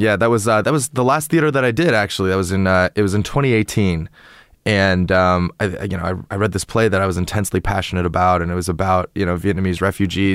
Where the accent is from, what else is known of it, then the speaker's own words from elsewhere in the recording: Toronto, Ontario, Canada; also born or lived in China; now in United States; I'm from, uh, Toronto in Canada, you know, Toronto's right, obviously right next to, it borders Lake Ontario.